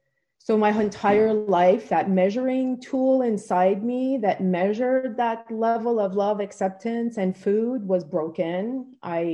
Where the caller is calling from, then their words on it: Port Hope, Ontario, Canada; I'm zooming in from Port Hope, Ontario, Canada.